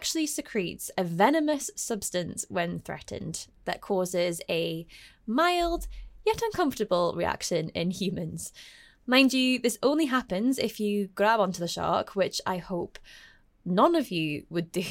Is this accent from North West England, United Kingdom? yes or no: no; Scotland, United Kingdom; my home country, Scotland